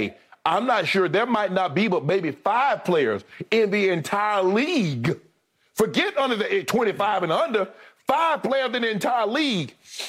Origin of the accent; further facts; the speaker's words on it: South Georgia, United States; That was my favorite player growing up in South Georgia, Larry Joe Bird.